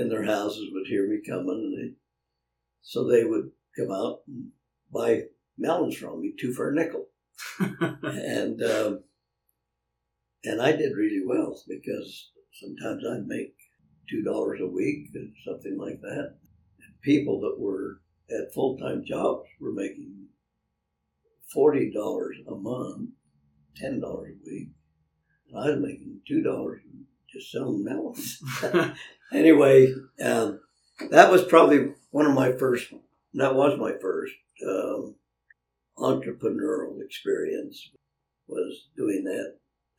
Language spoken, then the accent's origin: English; Ordway, Colorado, United States; also born or lived in Del Norte, Colorado; Then we moved to Ordway, Colorado, and that's where I got my horse when I was 8 years of age